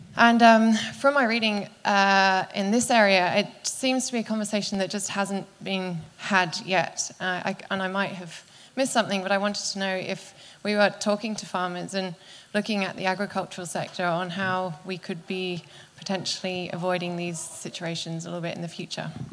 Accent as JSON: {"language": "English", "country": "United Kingdom", "accent": "UK", "moved": "yes", "lives_now": "Australia"}